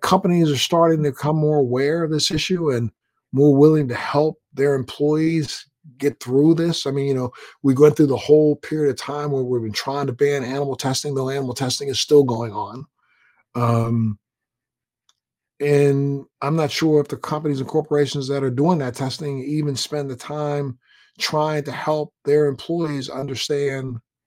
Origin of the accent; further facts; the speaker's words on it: Maryland, United States; I'm a guy from the Maryland area